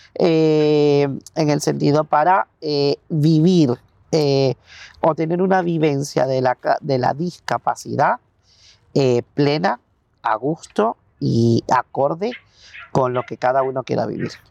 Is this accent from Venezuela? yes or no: yes; Venezuela; moved away as an adult; now in Spain; soy psicólogo eh, venezolano. Llevo en España 10 años aproximadamente